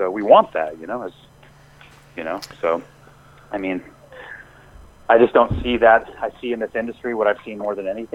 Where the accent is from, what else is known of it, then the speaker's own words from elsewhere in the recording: Eugene, Oregon, United States; I'm in Eugene. I've been here for, you know, it's been my hometown for 25 years or so now